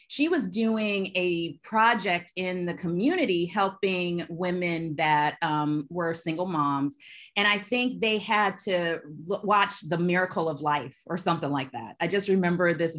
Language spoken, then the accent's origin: English; Alabama, United States; moved away as an adult; also born or lived in California; I am from Alabama. I say that I'm a grits. I'm a girl raised in the South. I am such a Southern girl, but I left Alabama